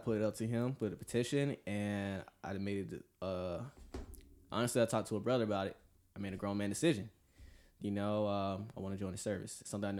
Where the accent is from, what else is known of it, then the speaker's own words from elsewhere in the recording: Atlanta, Georgia, United States; moved away; also born or lived in California; So I was born and raised in Atlanta, Georgia, and so I'm 26 right now, you know, part of the United States Navy. I'm a CS culinary specialist there, and live here for 7 years in California.